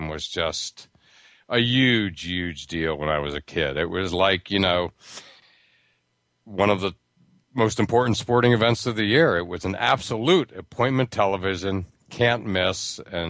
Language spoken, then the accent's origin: English; Pittsburgh, Pennsylvania, United States; I grew up near Pittsburgh.